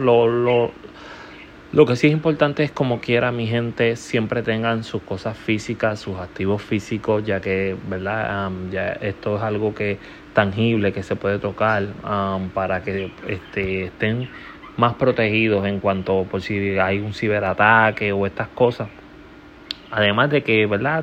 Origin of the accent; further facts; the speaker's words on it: Puerto Rico; mi país natal, Puerto Rico